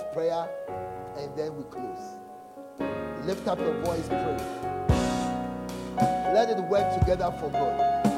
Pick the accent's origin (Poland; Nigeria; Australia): Nigeria; I'm a Nigerian